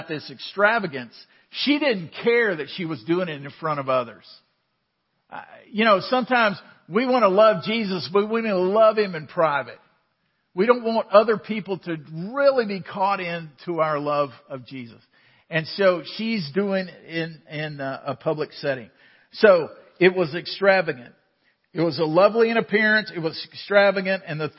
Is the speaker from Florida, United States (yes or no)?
no; Waco, Texas, United States; We grew up in Waco